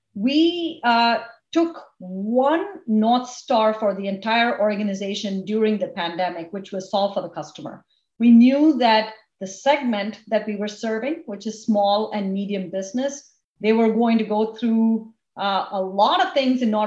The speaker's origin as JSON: {"language": "English", "country": "India", "tie": "born or raised there", "moved": "yes", "lives_now": "United States", "said": "where I grew up in India and my whole story of coming to this country"}